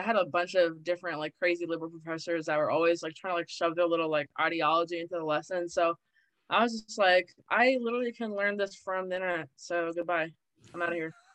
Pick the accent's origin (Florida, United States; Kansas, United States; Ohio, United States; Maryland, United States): Maryland, United States; I'm from Maryland. I'm born and raised in Maryland. It's very liberal here